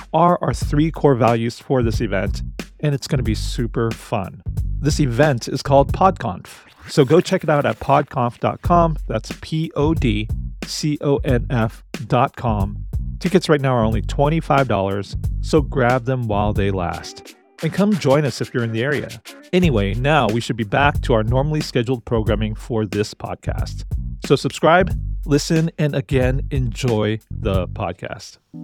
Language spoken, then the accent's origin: English; Portland, Oregon, United States; here in my hometown of Portland, Oregon